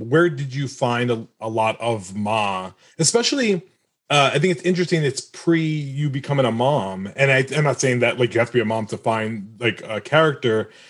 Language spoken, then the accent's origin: English; United States; I'm American. I was born in America